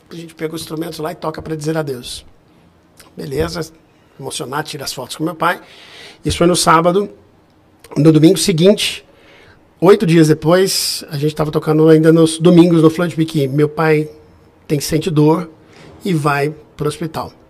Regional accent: Guarulhos, São Paulo, Brazil; Eu, eu sou de Guarulhos.

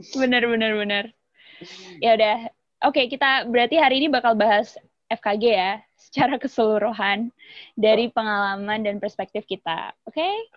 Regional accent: Nganjuk, East Java, Indonesia; moved away as an adult; also born or lived in Depok / Jakarta; aku dari Nganjuk, Jawa Timur.

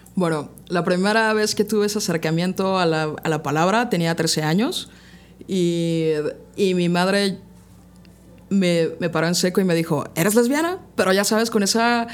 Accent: Puebla, Mexico; Yo soy de aquí de la ciudad de Puebla. Llevo 30 años viviendo acá.

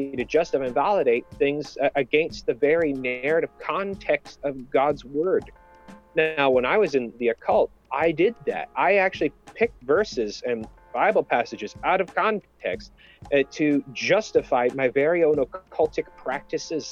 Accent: Canada; I'm Canadian

